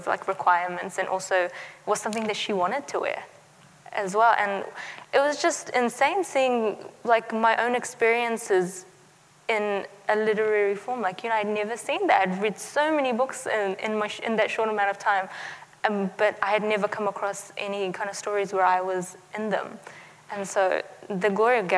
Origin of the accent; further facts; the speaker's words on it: New Zealand; also born or lived in Afghanistan; growing up in New Zealand